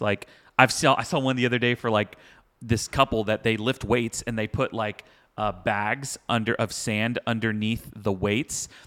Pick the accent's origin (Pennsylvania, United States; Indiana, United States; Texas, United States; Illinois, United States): Texas, United States; Houston; I grew up in Houston, like, two-stepping